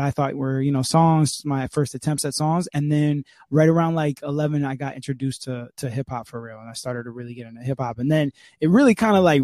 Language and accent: English; Hollywood, Florida, United States; also born or lived in England / North Miami Beach, Florida / Miami, Florida; I came from England when I was like 5. And then we moved first to NMB, and I went to like elementary school in North Miami Beach